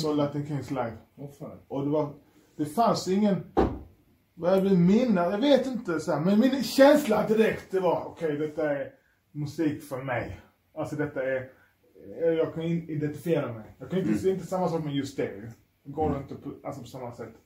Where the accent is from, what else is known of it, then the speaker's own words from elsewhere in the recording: Skåne, Sweden; moved away as an adult; jag kom från Skåne. Jag var 19